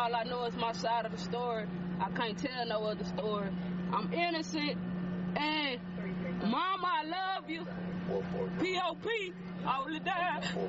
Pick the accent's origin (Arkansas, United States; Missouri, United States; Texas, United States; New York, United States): Texas, United States; Port Arthur; I'm from Port Arthur, Texas, and I'm a female.